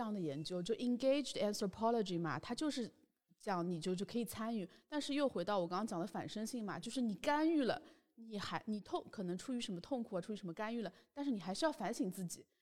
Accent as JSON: {"language": "Chinese", "region": "Shanghai", "country": "China", "tie": "born or raised there", "said": "因为我自己是出生在上海"}